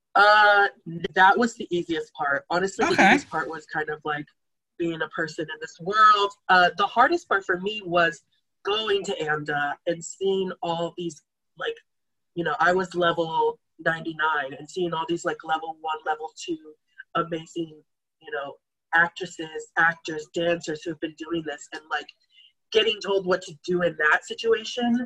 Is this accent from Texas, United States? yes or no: yes; Taylor, Texas, United States; also born or lived in Austin, Texas; I was born in Austin, Texas. I was raised in Taylor, Texas